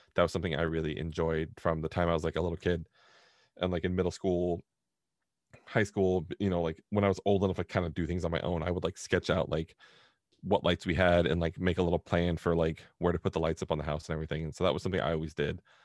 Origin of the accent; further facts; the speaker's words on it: Southern California, United States; we grew up in Southern California